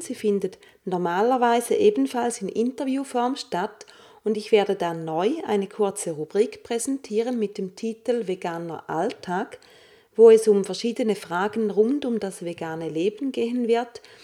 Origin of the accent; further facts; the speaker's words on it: St. Gallen, Switzerland; moved away; St. Gallen auch meine alte Heimatstadt ist